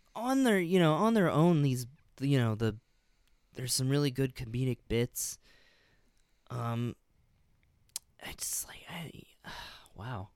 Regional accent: Illinois, United States; born or raised there; moved away

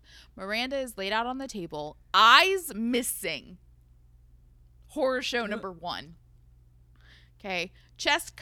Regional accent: United States; we are very American.

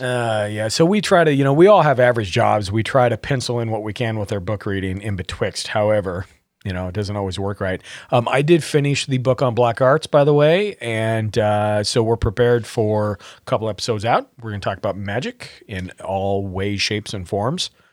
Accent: Montana, United States; I grew up in Montana

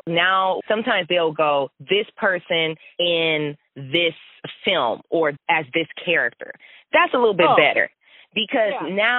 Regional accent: Flint, Michigan, United States; I grew up in Flint, but I grew up very middle class.

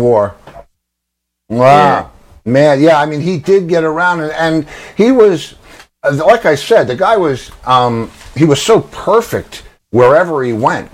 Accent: White Plains, New York, United States; I was from White Plains.

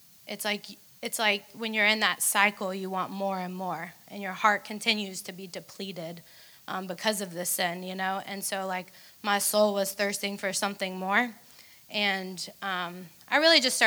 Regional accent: Atlanta, Georgia, United States; I'm from Atlanta

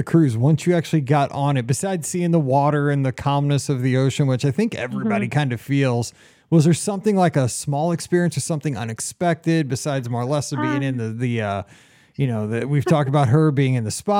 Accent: Missouri, United States; I'm from Missouri. I'm as far from the ocean as you can get.

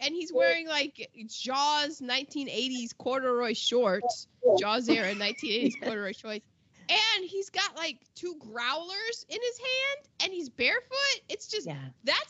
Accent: Northern Virginia, United States; I grew up in Northern Virginia

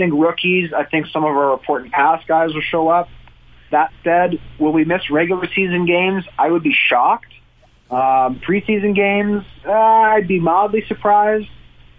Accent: Winnipeg, Manitoba, Canada; growing up in Winnipeg as a Bomber fan

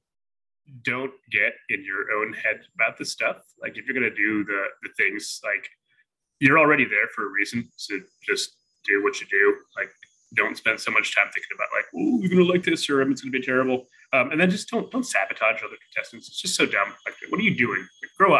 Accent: Columbus, Ohio, United States; I'm from Columbus, Ohio, and I don't have any like awesome background or anything

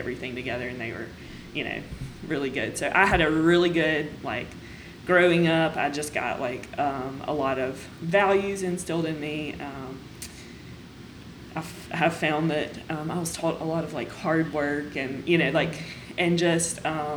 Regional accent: United States; So I grew up in Stone County, which is just a little bit south of here.

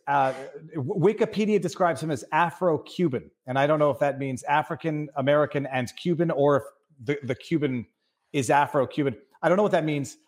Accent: Canada; I'm Canadian

